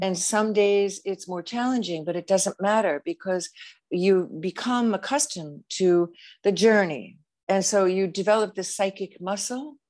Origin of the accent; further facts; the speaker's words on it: United States; I'm an American